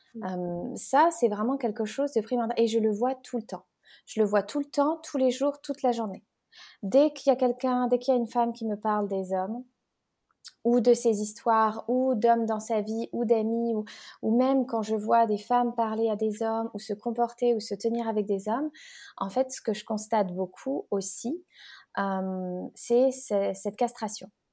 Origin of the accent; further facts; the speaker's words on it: France; moved away as an adult; also born or lived in Geneva, Switzerland; now in Bali, Indonesia; Je suis née en France, mais voilà, j'étais à la frontière, j'ai grandi là-bas